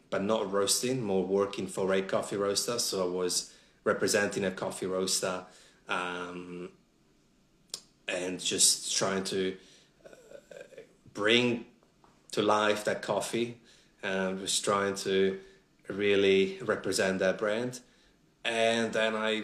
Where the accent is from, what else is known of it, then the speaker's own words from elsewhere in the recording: Italy; English is a second language; moved away as an adult; also born or lived in Sydney, Australia / Melbourne, Australia; now in Australia; Home for me is Italy